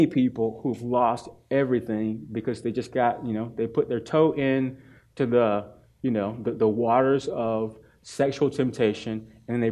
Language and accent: English; Durham, North Carolina, United States; I grew up in Durham, North Carolina, Smoking Central, Leggett and Myers